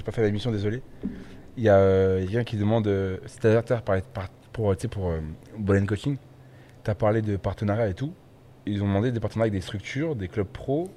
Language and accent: French; France; je suis français